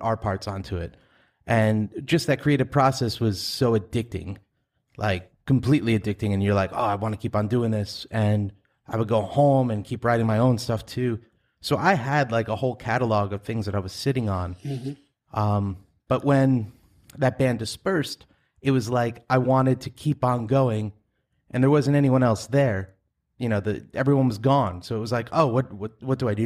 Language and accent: English; Farmingdale, New York, United States; also born or lived in Massapequa / Huntington / Patchogue; I grew up in Farmingdale, lived over in Massapequa, then Huntington, then Patchogue. And now I'm back here in Farmingdale.